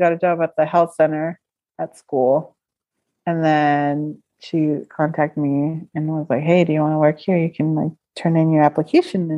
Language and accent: English; Stockton, California, United States; it's the place where I was born and raised.